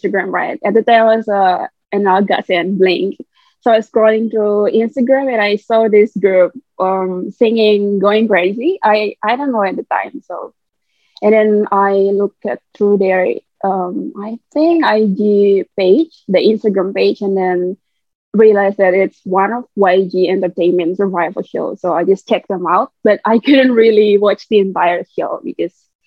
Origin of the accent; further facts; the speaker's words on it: Indonesia; also born or lived in Jakarta; I'm from Indonesia. I live in Jakarta